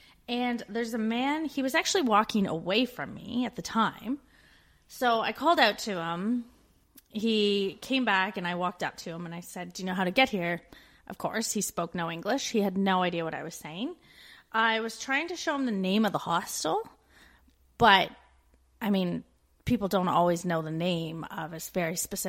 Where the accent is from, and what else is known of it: Canada; moved away as an adult